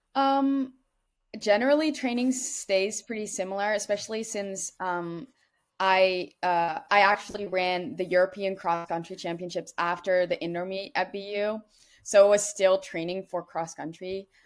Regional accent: Netherlands; moved away as an adult; now in United States; I'm from the Netherlands

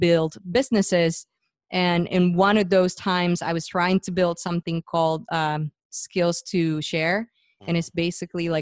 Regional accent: Puerto Rico; moved away as an adult; So I was born and raised in Puerto Rico, and was going to school

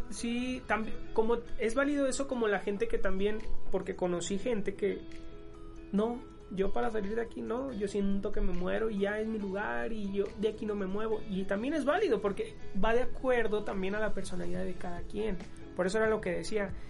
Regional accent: Mexico

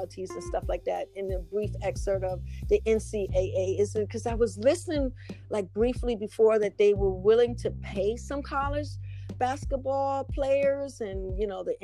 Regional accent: New York, United States; I'm originally from New York

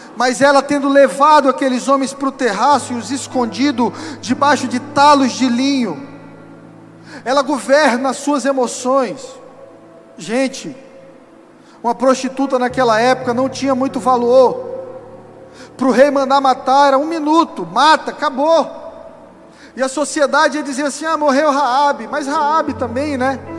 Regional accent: São Luís, Maranhão, Brazil; moved away; lá na terra que eu nasci, São Luís do Maranhão

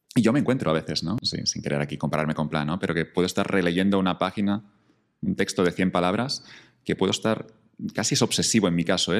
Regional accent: Catalonia, Spain; moved away; me reconectó con Cataluña un poco, con mi tierra

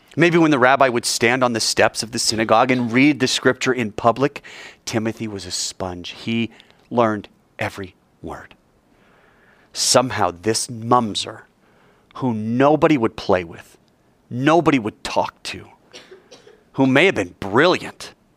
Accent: Fort Collins, Colorado, United States; moved away; There's no room in my hometown. It'd be like me going back to Fort Collins

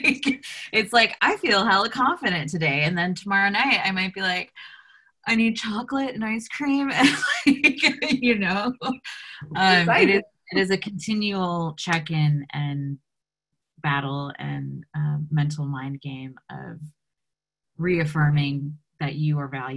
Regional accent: United States; being United States Americans

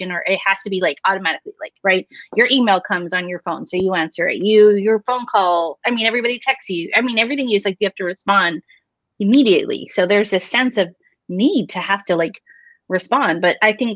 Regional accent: Hawaii, United States; moved away; So I'm Hawaiian, but my therapist back in Hawaii, he incorporated a lot of our culture into our therapy sessions.

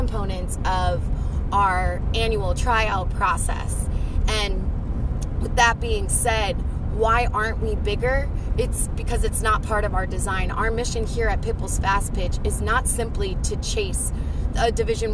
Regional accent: New Jersey, United States; my experience playing ball, growing up in South Jersey and continuing to play ball collegiately in Jersey

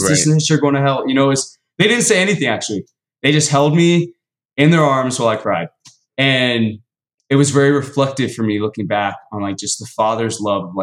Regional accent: Dallas, Texas, United States; I was born in Dallas, Texas, born and raised. Southern boy all the way

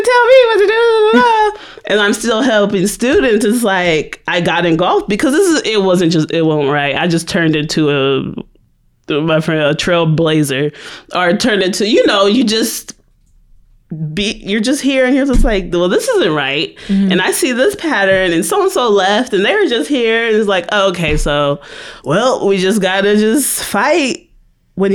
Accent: California, United States; moved away as an adult; I'm from California. I was the only Black kid in kindergarten, elementary, preschool

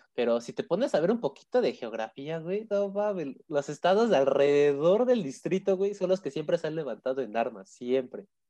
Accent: Mexico City, Mexico; Yo, ya sí soy de Azcapotzalco toda la vida de aquí.

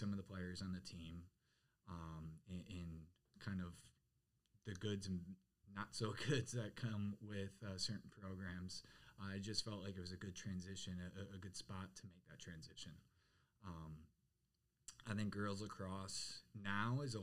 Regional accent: Detroit, Michigan, United States; moved away as an adult; where I grew up in Michigan

